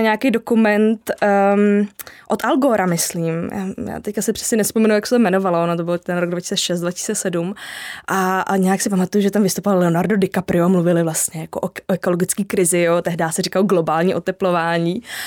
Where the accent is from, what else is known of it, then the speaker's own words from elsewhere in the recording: Jihlava, Vysočina Region, Czechia; já pocházím z Jihlavy